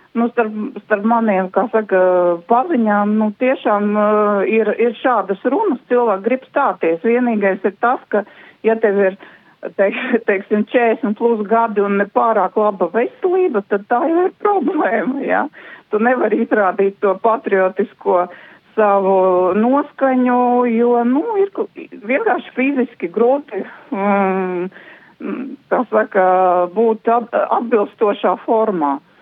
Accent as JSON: {"language": "Latvian", "country": "Latvia", "said": "mēs visi esam kā latvieši"}